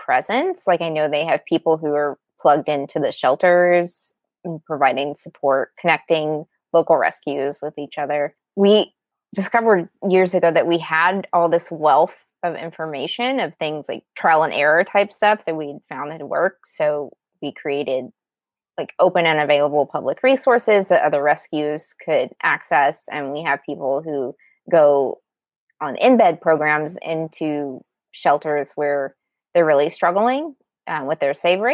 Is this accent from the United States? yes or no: yes; Arkansas, United States; moved away; I'm from Arkansas